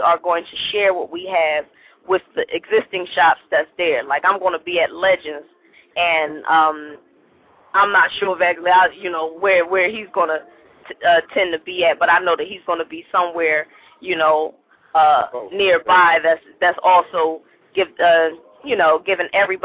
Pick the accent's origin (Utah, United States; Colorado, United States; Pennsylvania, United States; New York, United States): Pennsylvania, United States; Philadelphia; I'm from Philly